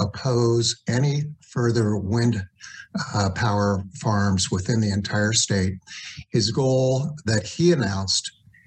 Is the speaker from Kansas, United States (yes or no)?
yes; Johnson County, Kansas, United States; moved away as an adult; now in El Dorado Hills, United States; I was born and raised in Johnson County and lived there and raised my family for over 40 years.